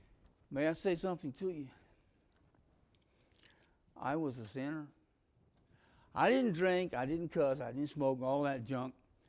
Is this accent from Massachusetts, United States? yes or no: no; Greensboro, North Carolina, United States; I was from Greensboro. The difference was I had graduated from Grimsley High School.